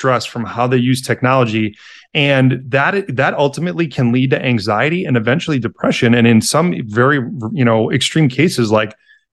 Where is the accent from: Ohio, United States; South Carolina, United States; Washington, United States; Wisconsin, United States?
Wisconsin, United States; Milwaukee; moved away as an adult; also born or lived in Madison, Wisconsin; now in Chicago, United States; I live in Chicago now with my wife, but then I'm originally from Milwaukee